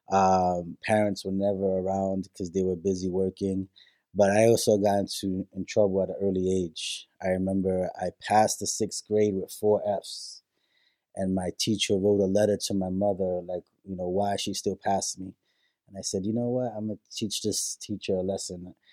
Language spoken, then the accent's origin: English; New York City, New York, United States; born there; also born or lived in Puerto Rico; My family, we're from Puerto Rico, um, from an area called San Dulce and Moca, Puerto Rico. Then my family moved into another area called Oisadea. And then, with the mass migration into New York City, uh, my mother and father were raised in New York City, and that's where I was born.